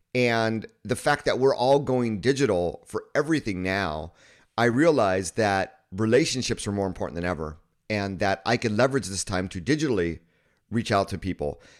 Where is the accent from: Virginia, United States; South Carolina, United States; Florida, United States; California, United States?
California, United States; Southern; moved away as an adult; also born or lived in Kyoto, Japan; I grew up in an area in Southern California where most of my friends were Asian American